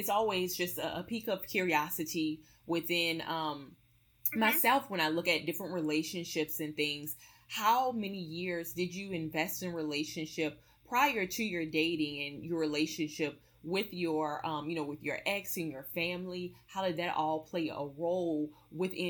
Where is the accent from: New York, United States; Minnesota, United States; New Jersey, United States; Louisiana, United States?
Louisiana, United States; also born or lived in Metairie, Louisiana; I'm originally from Louisiana myself